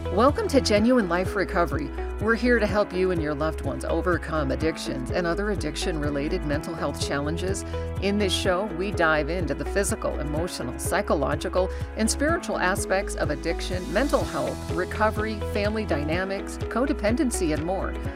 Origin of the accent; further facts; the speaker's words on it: Alaska, United States; now in Reno, United States; I grew up in Alaska